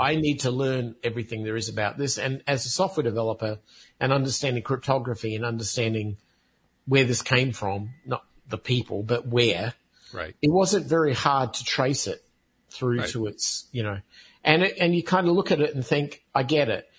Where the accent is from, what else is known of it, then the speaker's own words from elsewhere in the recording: United States; as an American citizen